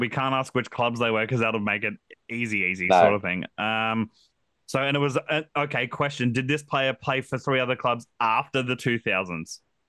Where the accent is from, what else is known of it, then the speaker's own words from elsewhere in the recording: Queensland, Australia; as a Queenslander myself